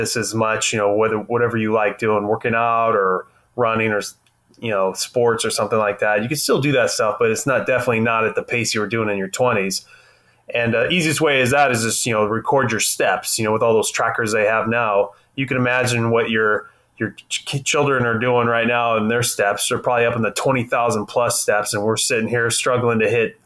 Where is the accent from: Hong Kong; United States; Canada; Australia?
United States; Central California; Born and raised in Central California